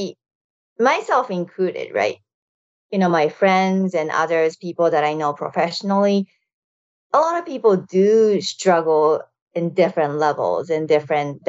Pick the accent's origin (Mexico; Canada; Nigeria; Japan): Japan; moved away as an adult; now in United States; I moved to United States from Japan after high school